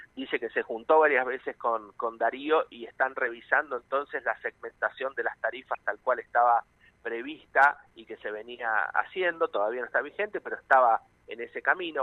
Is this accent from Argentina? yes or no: yes; Argentina; cómo somos los, los argentinos y las argentinas